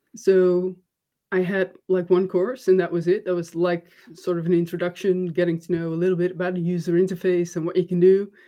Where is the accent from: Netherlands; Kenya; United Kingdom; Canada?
Netherlands; I'm from the Netherlands